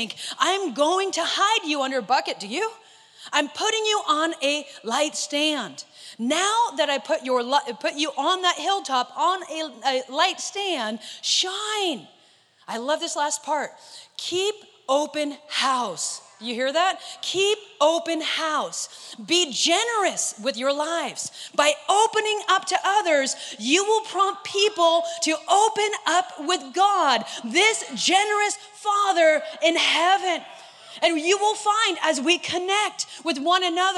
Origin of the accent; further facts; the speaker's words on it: Northern California, United States; moved away as an adult; now in Southern California, United States; I'm from Northern California. I do not have an accent